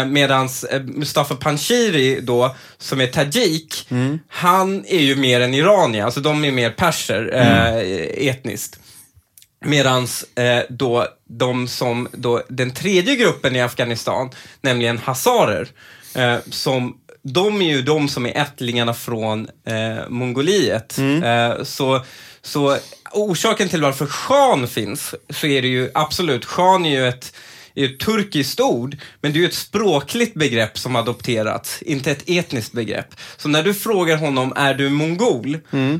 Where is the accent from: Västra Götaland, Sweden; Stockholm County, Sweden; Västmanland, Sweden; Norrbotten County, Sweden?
Stockholm County, Sweden; Stockholm; jag är ju uppvuxen lite i Husby